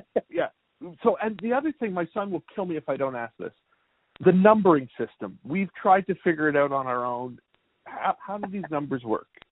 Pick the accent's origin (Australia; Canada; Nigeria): Canada; now in United States; I'm originally from Canada